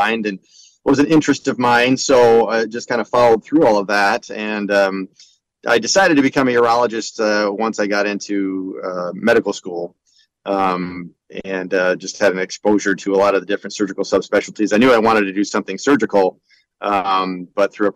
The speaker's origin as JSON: {"language": "English", "town": "Grandville", "region": "Michigan", "country": "United States", "tie": "born or raised there", "also_born_or_lived": "Detroit, Michigan", "said": "I'm a native of Grand Rapids, Granville to be exact. So that's where I was raised"}